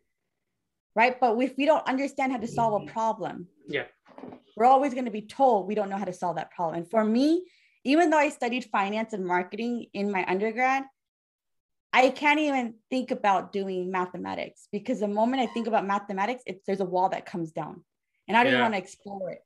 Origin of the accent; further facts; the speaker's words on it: United States; I'm an American